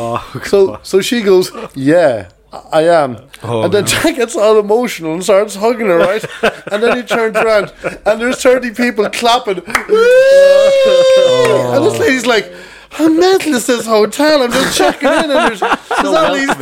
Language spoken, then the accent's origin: English; Kells, Ireland; moved away; I was in Kells, my hometown there